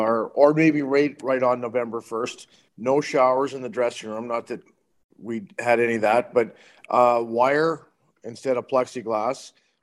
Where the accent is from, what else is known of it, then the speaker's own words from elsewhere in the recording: Climax, Saskatchewan, Canada; also born or lived in Calgary / Swift Current; we moved back to Climax. So I grew up in Climax till I was like 15, and then I went to Swift Current.